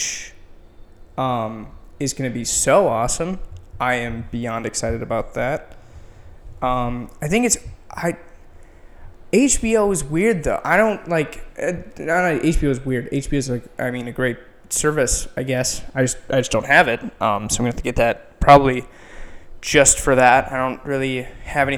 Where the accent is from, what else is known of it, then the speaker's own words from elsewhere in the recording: Edina, Minnesota, United States; moved away as an adult; now in Chicago, United States; I am from Edina, Minnesota